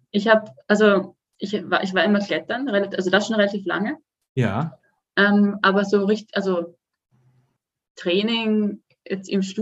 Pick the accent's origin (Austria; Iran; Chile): Austria; Vienna; now in Sweden; ich, ähm, ich komme eigentlich aus Wien und ähm, lebe jetzt aber schon seit zwei Jahren in Schweden, im ähm, Süden, im Süden von Schweden.